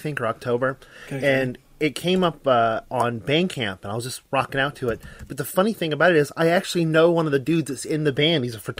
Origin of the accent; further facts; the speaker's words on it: Chicago, Illinois, United States; I'm from Chicago, so I'm not just trying to flex on my city's scene.